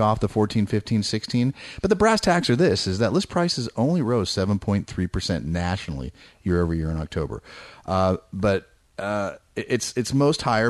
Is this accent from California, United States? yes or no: yes; Bay Area, California, United States; moved away; I grew up in the Bay Area.